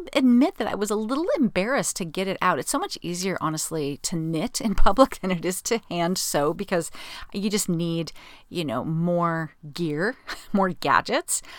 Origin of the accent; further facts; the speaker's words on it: Southern California, United States; I'm from Southern California